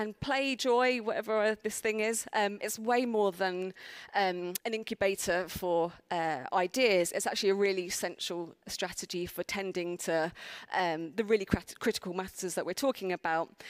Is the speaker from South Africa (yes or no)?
no; London, United Kingdom; accent: South London; my South London accent